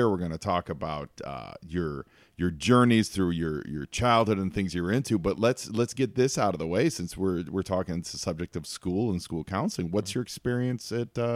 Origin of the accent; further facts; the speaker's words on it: Philadelphia, Pennsylvania, United States; My hometown.